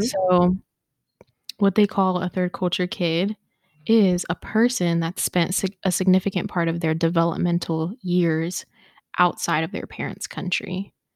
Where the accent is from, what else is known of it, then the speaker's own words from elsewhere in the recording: Ohio, United States; growing up in the white suburbs of Ohio